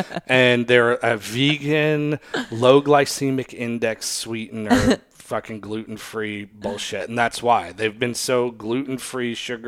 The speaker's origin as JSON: {"language": "English", "country": "Australia", "said": "Oh, I'm from Australia, mate. We call it this."}